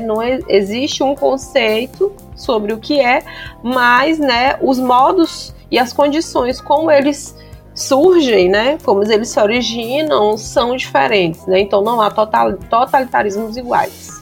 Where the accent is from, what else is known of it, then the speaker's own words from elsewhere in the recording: Bacabal, Maranhão, Brazil; eu sou do interior do Maranhão, gente. sou de Bacabal, viu?